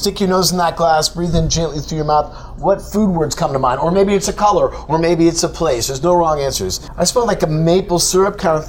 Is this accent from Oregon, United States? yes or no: yes; Oregon, United States; I come from Oregon.